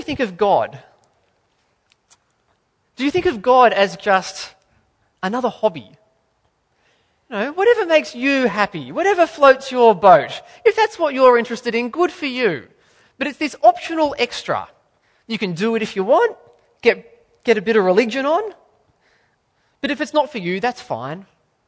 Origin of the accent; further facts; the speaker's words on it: Australia; as an Australian